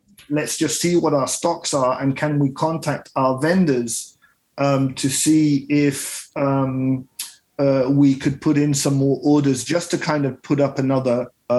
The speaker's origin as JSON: {"language": "English", "country": "Kenya", "tie": "born or raised there", "said": "I started off in Kenya. I grew up in Kenya. My father is Italian. My mother is a Brit."}